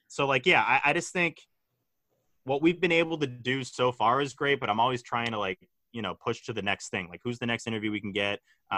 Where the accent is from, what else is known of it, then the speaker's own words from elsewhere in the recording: Hingham, Massachusetts, United States; I'm from Hingham